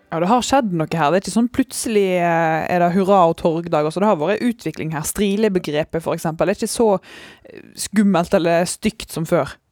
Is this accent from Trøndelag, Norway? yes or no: no; Modalen, Vestland, Norway; Jeg er jo fra Modalen.